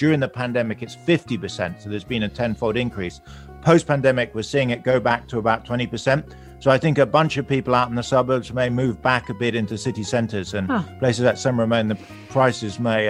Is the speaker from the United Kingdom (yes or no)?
yes; London, United Kingdom; moved away; I'm from London. You can probably hear my accent.